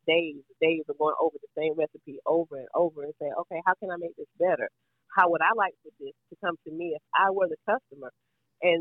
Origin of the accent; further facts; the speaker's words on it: Georgia, United States; I'm from Georgia.